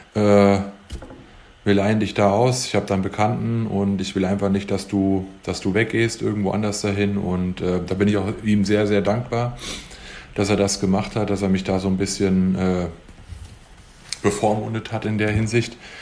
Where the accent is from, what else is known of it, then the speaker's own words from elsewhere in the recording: near Hüttenberg, Hesse, Germany; Hüttenberg, weil es halt auch der Nachbarort von uns ist, von wo, da wo ich herkomme